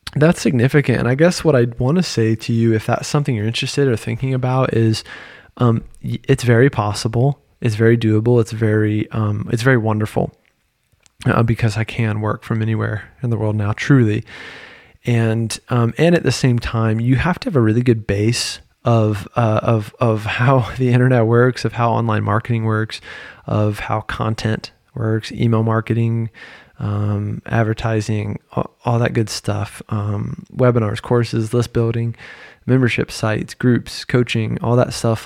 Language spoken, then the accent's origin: English; Virginia, United States; moved away as an adult; also born or lived in North Carolina; now in Paris, France; I'm a dude from Virginia at the time with a private practice in North Carolina